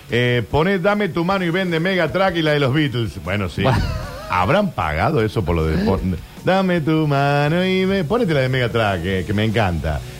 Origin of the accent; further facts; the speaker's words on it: Córdoba, Argentina; …, lo que …, eso es cierto.